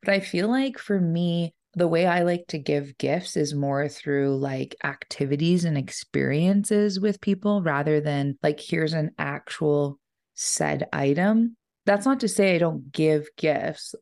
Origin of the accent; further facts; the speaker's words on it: Ponoka, Alberta, Canada; growing up in Pinoka